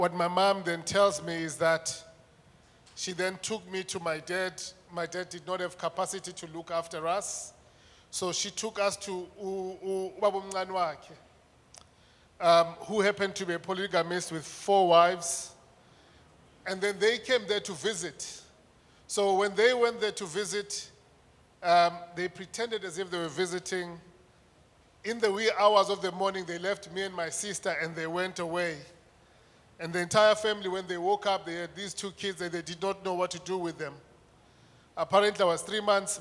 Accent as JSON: {"language": "English", "region": "Mpumalanga", "country": "South Africa", "tie": "born or raised there", "also_born_or_lived": "Soweto, Gauteng (born at Baragwanath Hospital)", "said": "Raised in the rural heart of Mpumalanga, my educational path began late."}